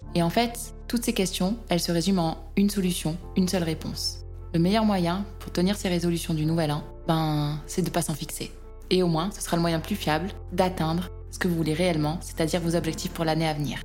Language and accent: French; France; En tant que Français